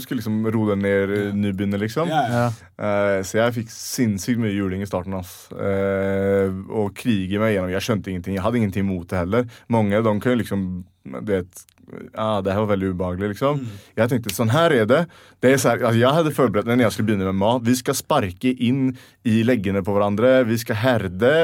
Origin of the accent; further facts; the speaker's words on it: Sweden; moved away as an adult; now in Norway; hjemme i Sverige